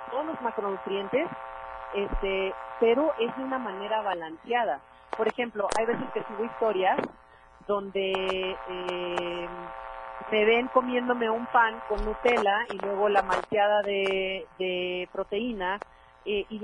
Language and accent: Spanish; Mexico; Ahora, ¿cuál es el mayor error? es que todos, y como buenos mexicanos, nos vamos a los excesos.